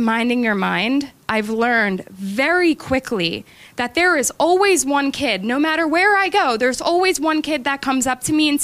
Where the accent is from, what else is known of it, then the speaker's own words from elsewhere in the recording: Glen Mills, Pennsylvania, United States; I grew up in Glen Mills